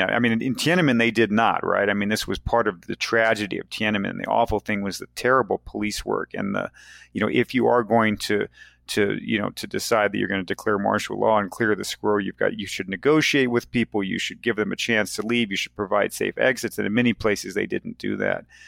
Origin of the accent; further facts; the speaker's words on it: United States; moved away as an adult; also born or lived in China / Cairo, Egypt; I am certainly an American